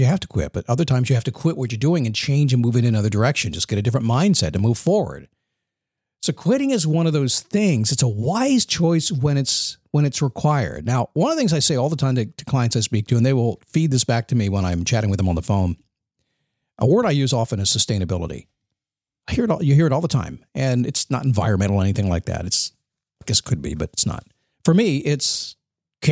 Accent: United States; being an American

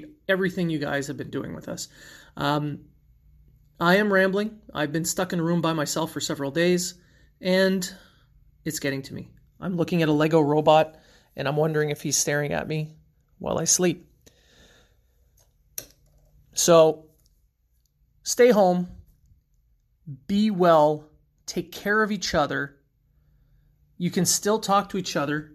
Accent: Sudbury, Ontario, Canada; my hometown Sudbury

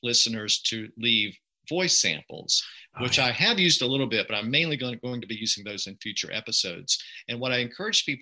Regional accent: the U.S. South, United States; accent: Southern; where I'm from in the U.S. South

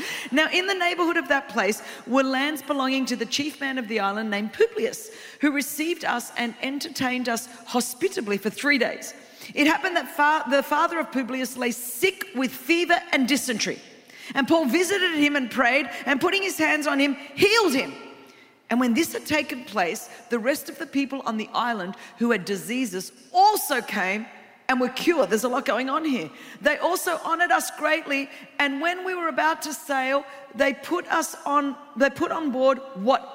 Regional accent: Australia; I'm from Australia

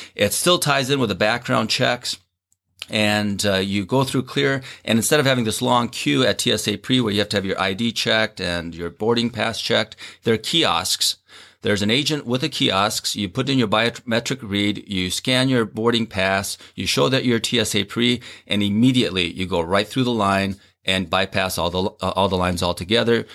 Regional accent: Minnesota, United States; born or raised there; also born or lived in South Korea

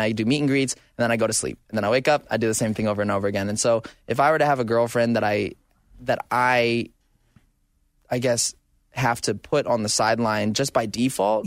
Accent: Arizona, United States; now in Southern California, United States; I grew up in Arizona

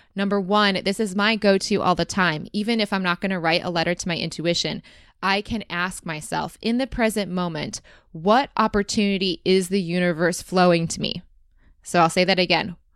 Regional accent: Rochester, Michigan, United States; growing up in Rochester, Michigan

